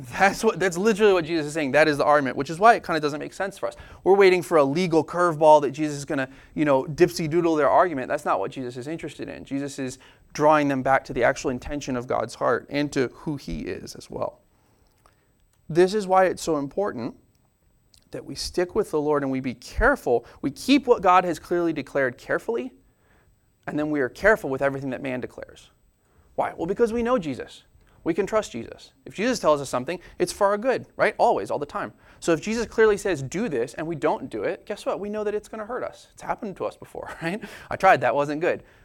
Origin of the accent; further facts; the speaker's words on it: United States; I am a American scientific logical person